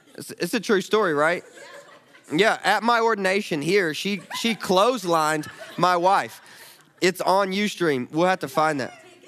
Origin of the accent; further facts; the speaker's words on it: the South, United States; I'm a Southerner